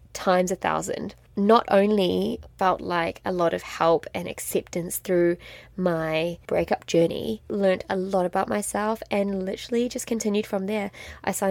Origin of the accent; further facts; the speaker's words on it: New Zealand; moved away as an adult; also born or lived in France; I grew up in an extremely small town in New Zealand. I'm a Kiwi.